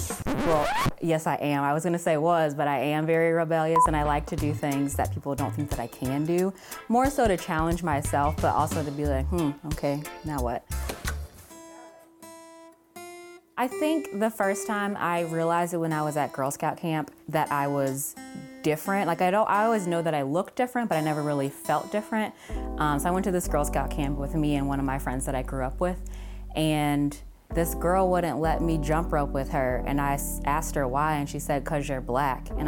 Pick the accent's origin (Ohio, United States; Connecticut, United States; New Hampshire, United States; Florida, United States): Ohio, United States; Cincinnati; moved away as an adult; now in Central New York, United States; I grew up in Cincinnati, Ohio